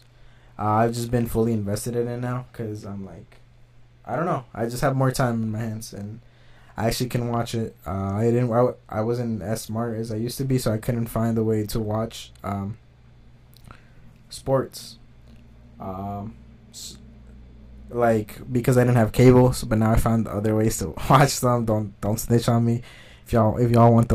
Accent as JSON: {"language": "English", "region": "Jalisco", "country": "Mexico", "said": "I'm from Jalisco"}